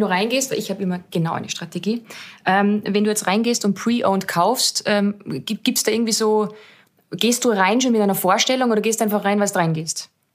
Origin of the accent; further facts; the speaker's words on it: Austria; für mich als Österreicherin